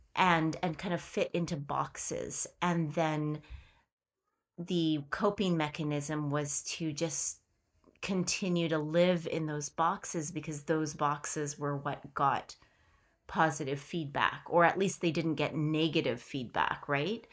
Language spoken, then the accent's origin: English; Canada; We are Queerly Canadian